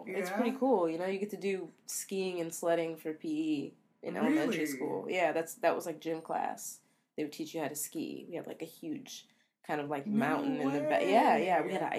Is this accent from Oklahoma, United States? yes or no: no; Camden, New Jersey, United States; born there; And I was born in Camden, New Jersey.